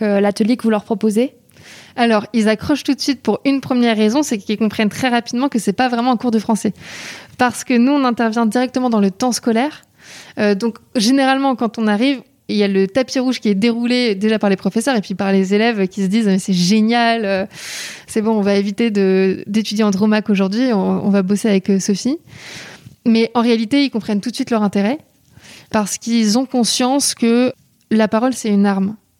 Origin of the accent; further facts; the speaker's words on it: Paris, Île-de-France, France; je suis originaire de Paris